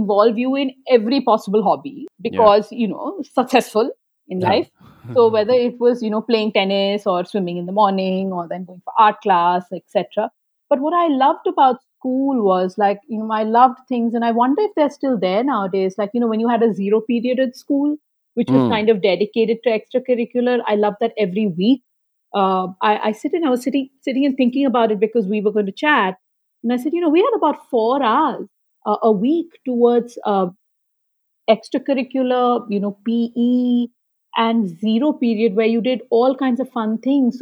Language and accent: English; Kolkata, West Bengal, India; growing up in Calcutta